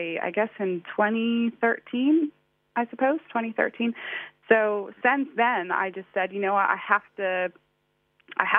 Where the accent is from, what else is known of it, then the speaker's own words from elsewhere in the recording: outside of Boston, Massachusetts, United States; moved away as an adult; now in London, United Kingdom; I did grow up in the States, in the East Coast. So outside of Boston, really cool city